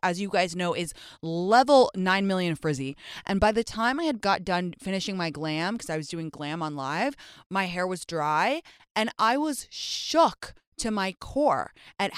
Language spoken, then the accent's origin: English; England, United Kingdom; moved away as an adult; now in United States; I grew up in England for the first 19 years